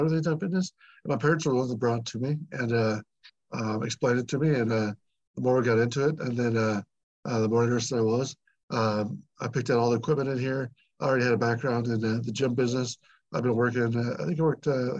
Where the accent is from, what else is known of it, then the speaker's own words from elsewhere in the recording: Newton, United States; I'm from Newton originally